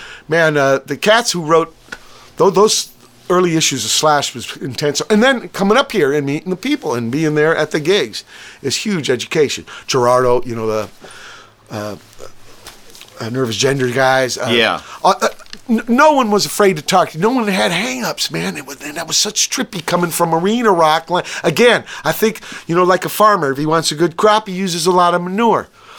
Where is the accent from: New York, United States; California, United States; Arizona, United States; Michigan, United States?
California, United States; San Pedro; also born or lived in Virginia; And you know, I came from Virginia, right? When I was 9 years old, my pop was a sailor, and it was closer to Vietnam. All I knew was Pedro. You know, port, it's working town